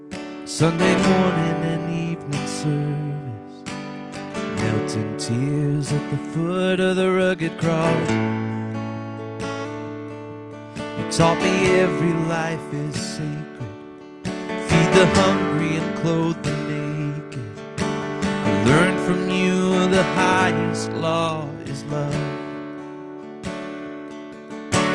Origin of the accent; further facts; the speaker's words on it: South Bend, Indiana, United States; I'm from South Bend, Indiana